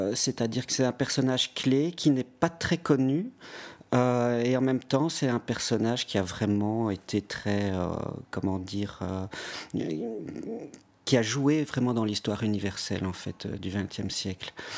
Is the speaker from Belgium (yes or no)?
yes; Belgium; chez nous à Ypres